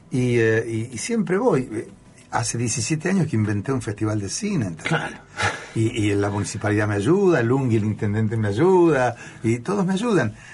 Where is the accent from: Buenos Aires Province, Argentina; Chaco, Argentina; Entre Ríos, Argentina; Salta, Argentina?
Buenos Aires Province, Argentina; Tandil; moved away; Que vengo de Tandil, mm. provincia de Buenos Aires, que he trabajado como obrero metalúrgico de los 14 años. Que fui un tipo que, que, se crió en una familia maravillosa, con un padre joyero, relojero, sí. y mi madre ama de casa